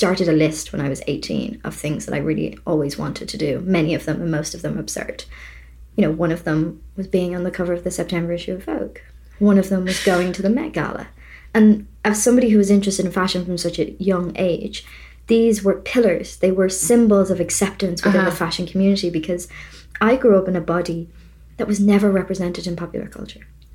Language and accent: English; Ireland; I'm from Ireland.